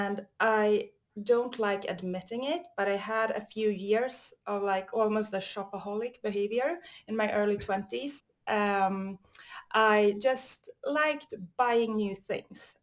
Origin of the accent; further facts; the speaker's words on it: Stockholm, Stockholm County, Sweden; I'm from Sweden, Stockholm.